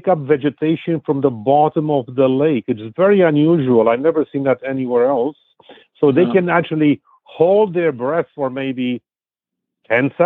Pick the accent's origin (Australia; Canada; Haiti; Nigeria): Canada; now in New York, United States; as a Canadian